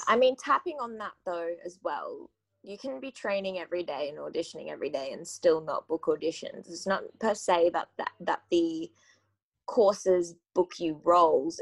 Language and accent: English; Gold Coast, Queensland, Australia; I grew up on the Gold Coast in Australia